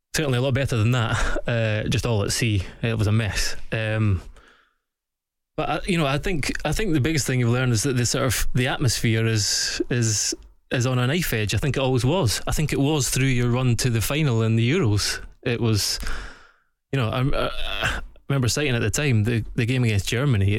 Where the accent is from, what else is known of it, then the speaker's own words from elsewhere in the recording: Scotland, United Kingdom; as a Scotsman